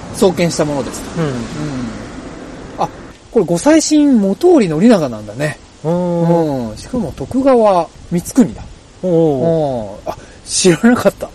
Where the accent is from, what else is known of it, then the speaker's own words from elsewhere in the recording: Tokorozawa, Saitama, Japan; 僕らはね所沢出身なんですよ